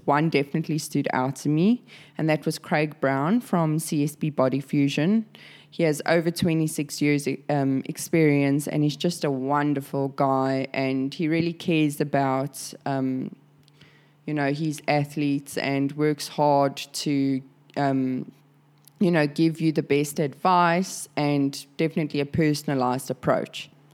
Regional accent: South Africa; now in Sydney, Australia; I'm a South African now living in Sydney, Australia.

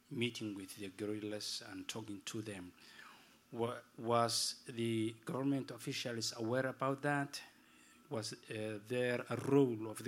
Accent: Somalia; I'm from Somalia

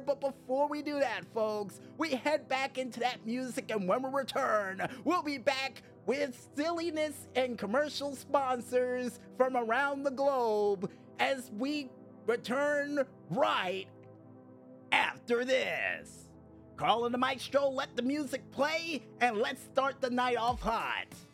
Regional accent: Chicago, Illinois, United States; your boy from Chicago, Illinois

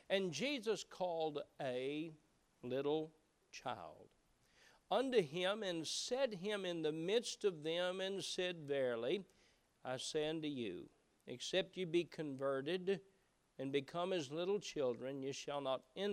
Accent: Appalachia, United States; moved away; growing up in Appalachia was that we knew most everyone around

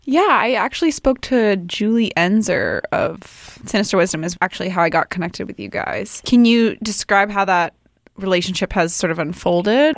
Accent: United States; now in Canada; I am actually American, but I have been here for a while

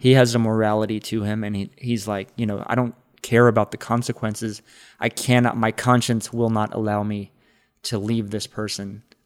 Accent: Texas, United States; as a Texan

